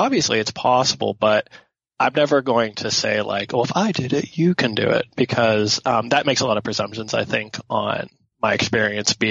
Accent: Pittsburgh, Pennsylvania, United States; I grew up in Pittsburgh

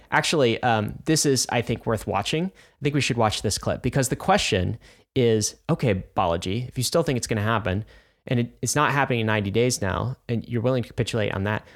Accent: United States; I'm an American

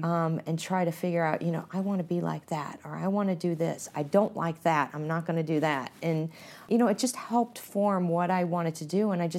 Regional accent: Canton, Ohio, United States; And, you know, I came from Canton, Ohio. I went to a big university at Ohio State.

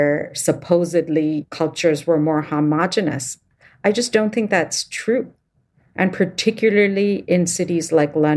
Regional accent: India; moved away; someone who was born and raised in India

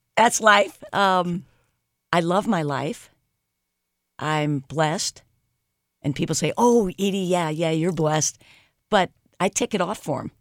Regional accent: St. Louis, Missouri, United States; I grew up in Saint Louis

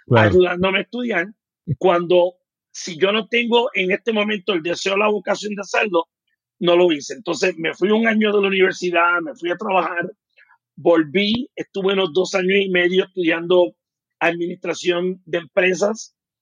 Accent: United States; first language English; Spanish is a second language; also born or lived in Puerto Rico; now in Mexico City, Mexico; yo, como me crío en Estados Unidos, mi primer idioma fue el inglés. Yo aprendo el español después

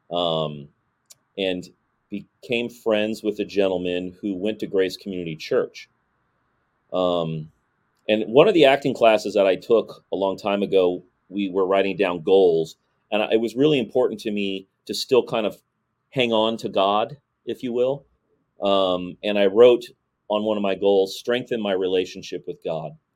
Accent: San Diego, California, United States; also born or lived in Los Angeles; So I didn't actually grow up in Los Angeles. I grew up in San Diego.

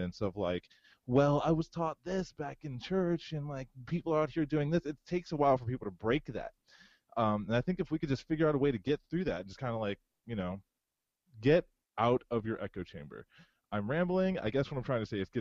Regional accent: Howard County, Maryland, United States; also born or lived in Pennsylvania / Florida; I was born in Howard County. I grew up partially in Howard County until about like my last year in middle school.

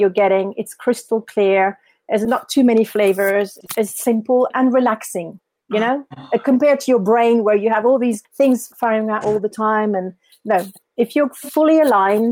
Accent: Paris, Île-de-France, France; moved away as an adult; I'm French. I'm from Paris

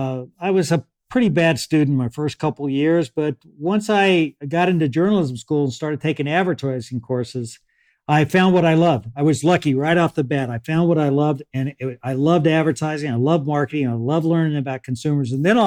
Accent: Beeville, Texas, United States; born there; I was born in Beeville, Texas, which is outside of San Antonio. My dad was a government surveyor.

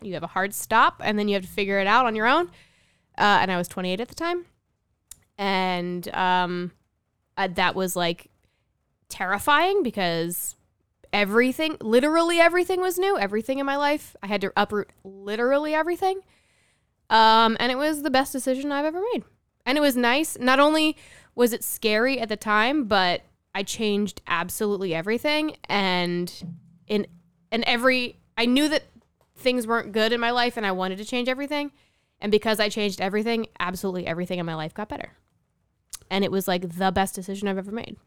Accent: New Jersey, United States; moved away as an adult; also born or lived in California; I'm from New Jersey. So is Sean. Grew up, we went to the same high school

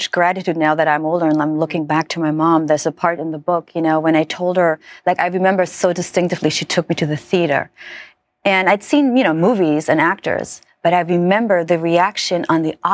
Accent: Germany; Well, so I grew up in Germany, right, in a very very very small village

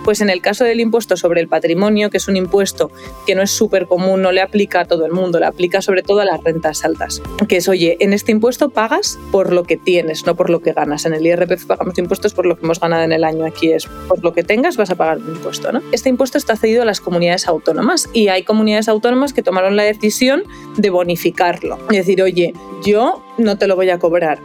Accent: León, Castile and León, Spain; moved away as an adult; now in Madrid, Spain; yo soy de León, por ejemplo, pues yo tenía mi domicilio en León y cuando empecé a trabajar, que yo empecé a trabajar en Madrid

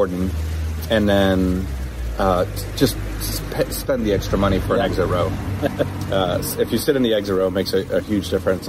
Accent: United States; moved away as an adult; now in United Kingdom; us as American airmen

